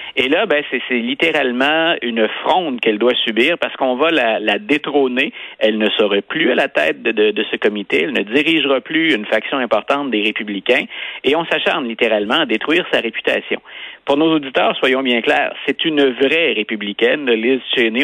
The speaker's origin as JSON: {"language": "French", "country": "Canada", "said": "chez nous au Canada"}